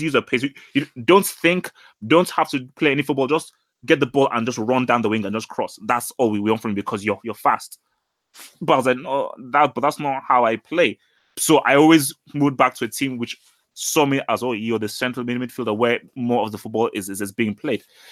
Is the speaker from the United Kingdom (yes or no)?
yes; England, United Kingdom; growing up in England and, well, not growing up, obviously spending my teenage years in England